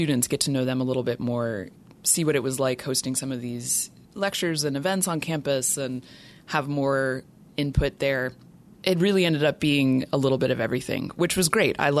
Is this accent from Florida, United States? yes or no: no; North Carolina, United States; moved away as an adult; also born or lived in Tennessee; I am from North Carolina originally